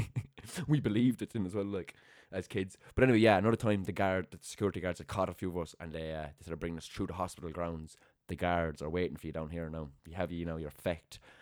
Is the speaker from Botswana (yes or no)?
no; Limerick, Munster, Ireland; moved away; growing up in Raheen